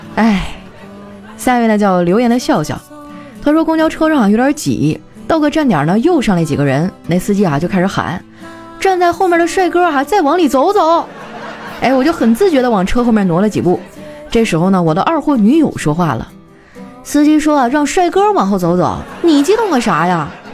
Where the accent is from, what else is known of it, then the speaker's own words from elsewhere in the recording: Northeast China, China; 我们东北人